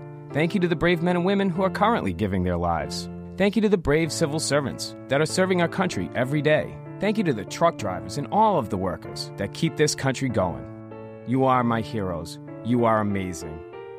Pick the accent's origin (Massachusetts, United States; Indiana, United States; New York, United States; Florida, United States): Massachusetts, United States; now in South Coast, United States; I grew up on the South Shore, and now I live on the South Coast.